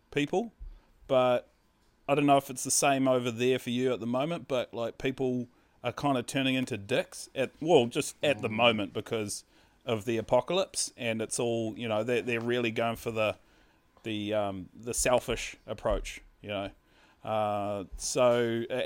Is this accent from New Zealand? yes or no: yes; New Zealand; I'm from New Zealand